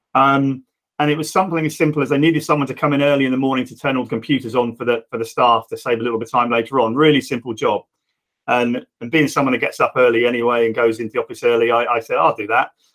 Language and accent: English; Reading, South East England, United Kingdom; I'm Reading born and bred and still here